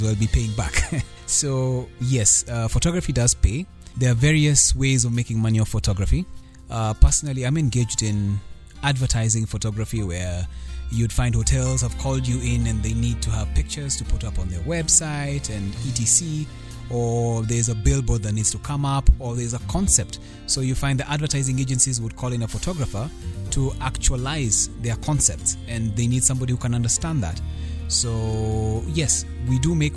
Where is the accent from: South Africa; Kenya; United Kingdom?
Kenya; Nairobi; I hail from Nairobi, and the country is Kenya.